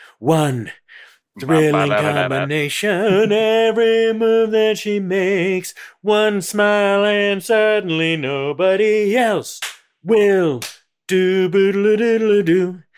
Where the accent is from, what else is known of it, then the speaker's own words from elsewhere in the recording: Lafayette, California, United States; also born or lived in Oakland, California / Moraga, California; My hometown, I would say Lafayette, California.